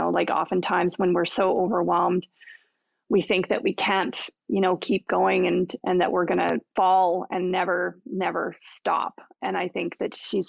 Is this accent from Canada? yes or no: yes; Canada; we're Canadian.